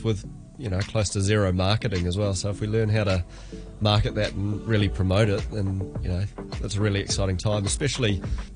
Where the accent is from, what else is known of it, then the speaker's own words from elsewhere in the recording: New Zealand; now in Hong Kong; being a Kiwi